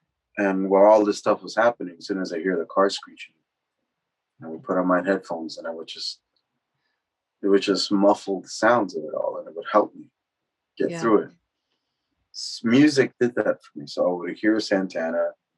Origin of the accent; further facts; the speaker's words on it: Los Angeles, California, United States; I'm from Northeast LA. I've seen people blow up in front of me too